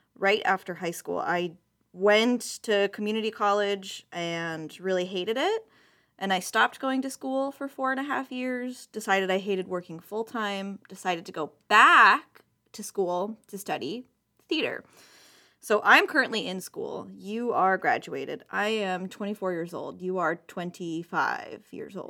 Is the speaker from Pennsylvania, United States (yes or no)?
no; San Diego, California, United States; I grew up in San Diego